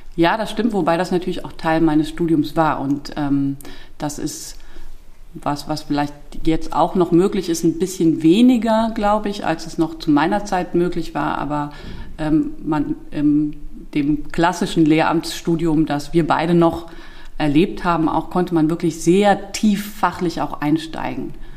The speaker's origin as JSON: {"language": "German", "country": "Germany", "accent": "Moselle Franconian", "said": "Wir haben auch viel luxemburgisches Radio und am Anfang auch noch Fernsehen geguckt"}